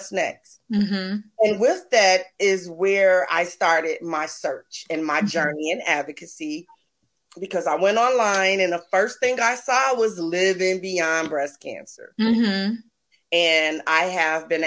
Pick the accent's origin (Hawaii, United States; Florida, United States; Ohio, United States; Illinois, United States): Illinois, United States; Chicago; I'm from Chicago, Illinois.